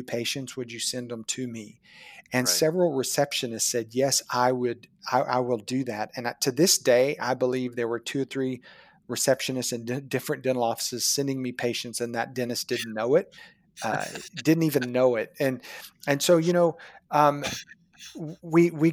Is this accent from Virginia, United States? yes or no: no; Chickasha, Oklahoma, United States; my hometown of Chickasha, Oklahoma, population 17,000